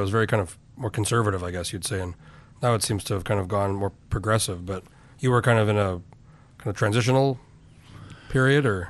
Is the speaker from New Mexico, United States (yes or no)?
yes; Albuquerque, New Mexico, United States; moved away; I grew up in Albuquerque